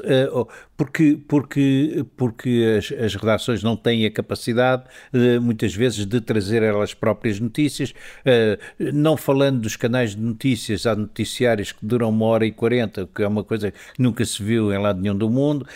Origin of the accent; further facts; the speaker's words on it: mainland Portugal, Portugal; eu não sou madeirense